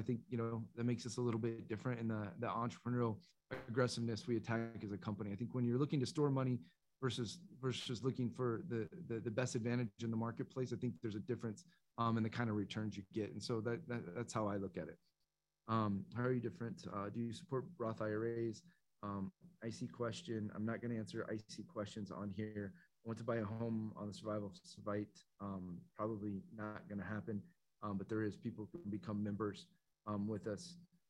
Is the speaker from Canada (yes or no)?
yes; Canada; I'm a Canadian investor and they should be aware of taxes.